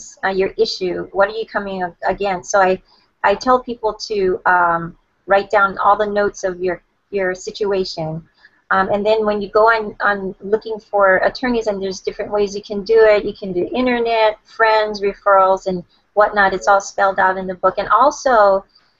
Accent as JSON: {"language": "English", "region": "Hawaii", "country": "United States", "tie": "born or raised there", "said": "I was born and raised in Hawaii, and I live on the island of Oahu"}